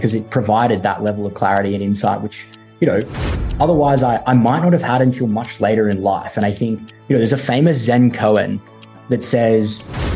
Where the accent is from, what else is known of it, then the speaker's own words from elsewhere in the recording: Gold Coast, Queensland, Australia; moved away; I come from a town called the Gold Coast